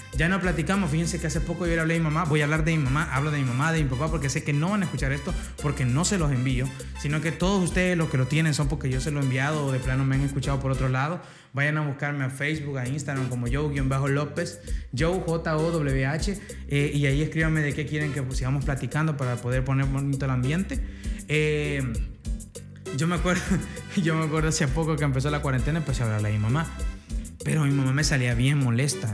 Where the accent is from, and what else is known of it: El Salvador